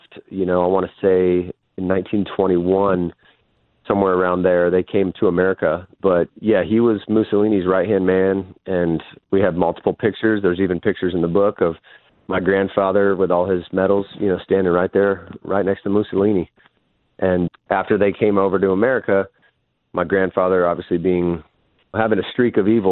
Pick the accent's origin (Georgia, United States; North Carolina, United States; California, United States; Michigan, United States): California, United States; San Diego; also born or lived in Las Vegas; I came in to San Diego. We moved from Vegas